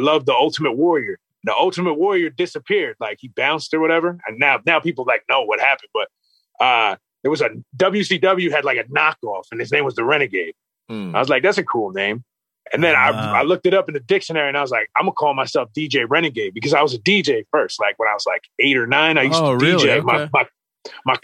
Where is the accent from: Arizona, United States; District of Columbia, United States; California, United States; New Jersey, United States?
New Jersey, United States; Clark; we're from Clark